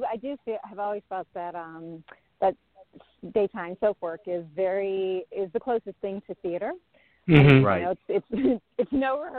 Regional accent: Chicago, Illinois, United States; now in Los Angeles, United States; I came from Chicago, and I'm already used to the cold, and you're not used to it.

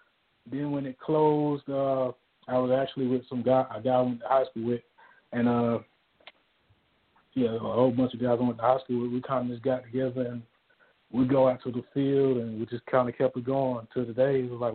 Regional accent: Dillon, South Carolina, United States; also born or lived in Toronto, Canada; Well, I'm originally from Dillon, South Carolina. Pretty much grew up, born and raised in South Carolina. Went to Dillon High School, and from there went to USC, played there 5 years.

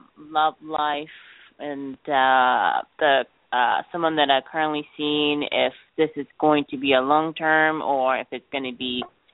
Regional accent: California, United States; I'm actually from California.

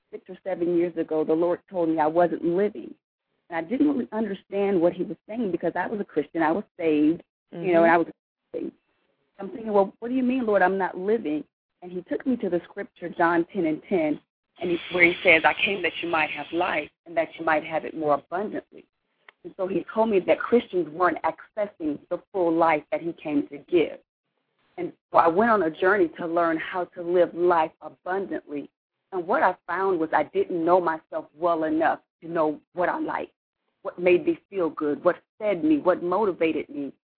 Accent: Florida, United States; moved away as an adult; now in Texas, United States; I am originally from Florida. I've been in Texas for about 12 years now.

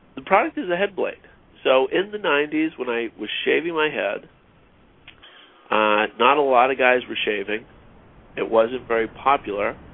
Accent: Augusta, Maine, United States; moved away as an adult; also born or lived in Philadelphia / Seattle; now in Los Angeles, United States; I grew up in Maine, so not a, even though I live in Los Angeles now, I'm not from a, a big city. I'm actually from Augusta, Maine

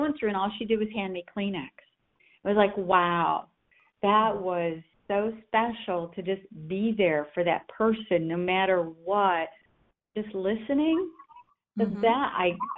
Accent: Corning, New York, United States; moved away as an adult; now in Charlotte, United States; was born and raised in Corning, New York

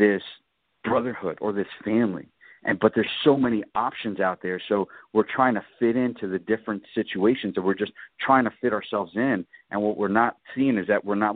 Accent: New York City, New York, United States; moved away; I grew up in New York City

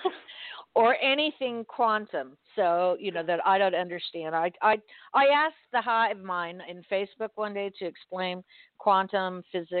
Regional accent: Miami, Florida, United States; I'm from Miami. I was born and raised there

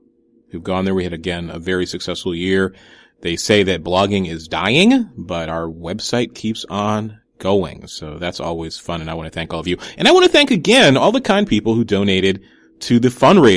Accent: New Haven, Connecticut, United States; now in Chicago, United States; Growing up in New Haven

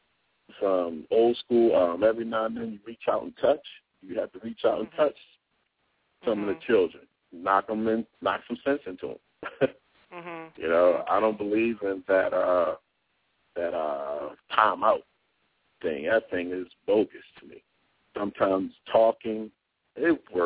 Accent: Baltimore, Maryland, United States; I grew up in Baltimore

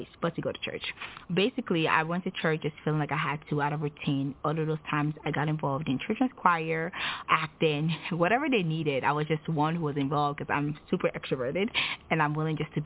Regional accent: Nigeria; now in United States; I am Nigerian. I relocated to the United States in 2009

